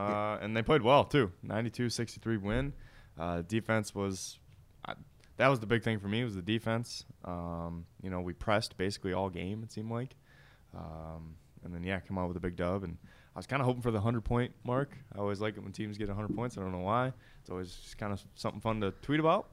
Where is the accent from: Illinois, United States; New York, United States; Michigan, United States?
Michigan, United States; moved away as an adult; also born or lived in Missouri; now in Tennessee, United States; I'm from Michigan